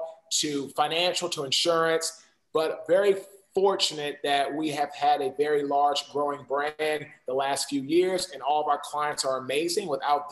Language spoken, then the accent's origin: English; Washington, District of Columbia, United States; now in Raleigh, United States; I'm from Washington, D.C. I currently now live in Raleigh, North Carolina with my wife and two daughters.